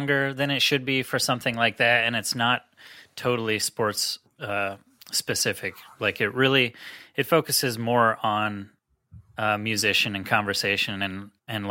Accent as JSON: {"language": "English", "town": "Cumberland", "region": "Maryland", "country": "United States", "tie": "born or raised there", "also_born_or_lived": "South Florida", "moved": "as an adult", "said": "I grew up in Cumberland, Maryland, it's about 4 hours west of this area in Philly"}